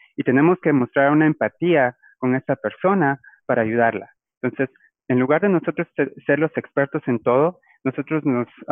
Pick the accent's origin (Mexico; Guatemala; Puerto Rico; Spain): Guatemala; Guatemala City, Guatemala Department; moved away as an adult; now in Biloxi, United States; yo ah, soy originario de, Guatemala. Ah, yo crecí en la ciudad